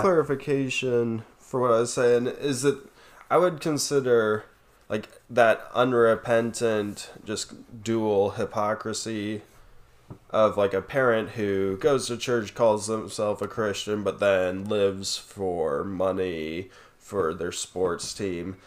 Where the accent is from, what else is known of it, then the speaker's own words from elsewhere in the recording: Colorado Springs, Colorado, United States; we were growing up in Colorado Springs